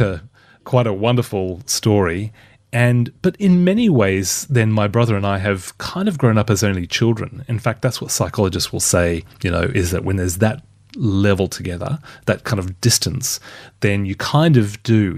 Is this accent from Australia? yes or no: yes; Brisbane, Queensland, Australia; accent: softer Australian; moved away as an adult; also born or lived in Perth / Sydney; now in United Kingdom; was born and raised in Brisbane. Twenty-six years in Brisbane, only six and a half in Perth